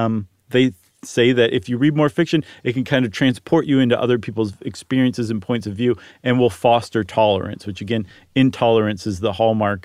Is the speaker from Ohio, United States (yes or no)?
yes; Ohio, United States; I'm from Ohio.